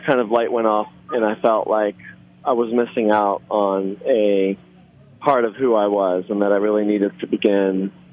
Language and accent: English; Philadelphia, Pennsylvania, United States; born or raised there; English is a second language; also born or lived in Israel; now in New Orleans, United States